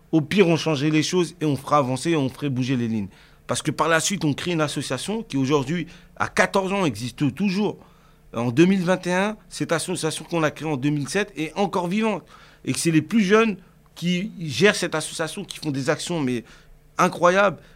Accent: Cergy, Île-de-France, France; j'ai grandi euh, déjà à Sergi Pontoise, c'est euh, une ville euh, dans le 95, dans le Val d'Oise, en région parisienne

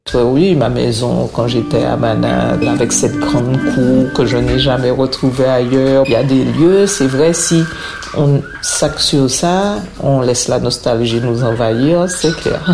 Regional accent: Martinique; moved away as an adult; also born or lived in Guadeloupe / French Guiana; now in Meaux, France; Je suis originaire de la Martinique où j'ai vécu jusqu'à l'âge de 18 ans

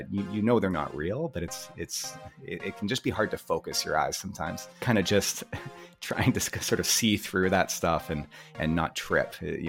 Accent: Vancouver, British Columbia, Canada; I grew up here in Vancouver, British Columbia

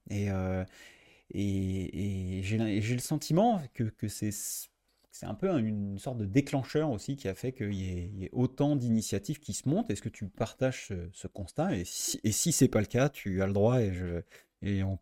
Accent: France; j'ai le sentiment que en tant que en tant que français euh, l'industrie française

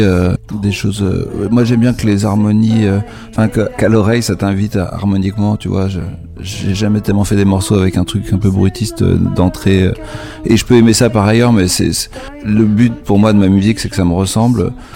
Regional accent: France; en tant que français

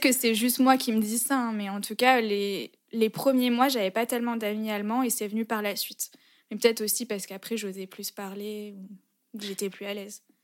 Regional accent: France; also born or lived in Berlin, Germany / Lyon; rentrer en France, même si c'est mon pays

